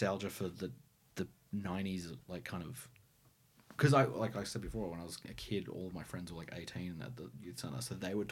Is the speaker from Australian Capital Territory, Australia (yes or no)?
yes; Canberra, Australian Capital Territory, Australia; As a teenager, I grew up in Western Creek